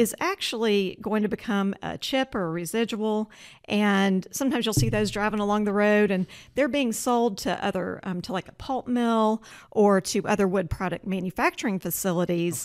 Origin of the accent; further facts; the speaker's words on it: Georgia, United States; moved away as an adult; also born or lived in Oregon; now in Spokane, United States; I grew up in Georgia